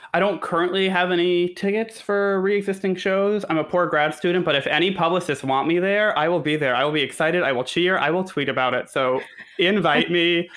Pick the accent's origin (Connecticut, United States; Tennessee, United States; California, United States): Connecticut, United States; I'm from Connecticut, and my mom always took me to matinee days